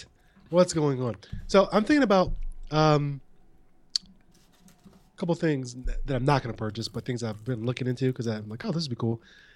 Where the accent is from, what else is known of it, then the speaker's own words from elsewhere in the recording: Ohio, United States; born there; But I was born in Ohio.